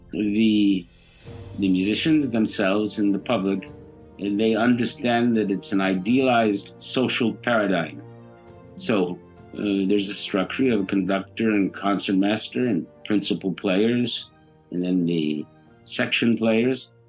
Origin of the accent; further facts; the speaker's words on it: Buffalo, New York, United States; now in St. Petersburg, United States; No, I'm originally from New York, from Buffalo, New York.